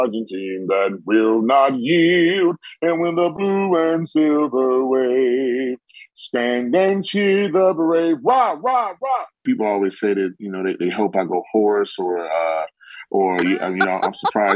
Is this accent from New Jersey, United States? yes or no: no; Detroit, Michigan, United States; I grew up, I'm born and raised in Detroit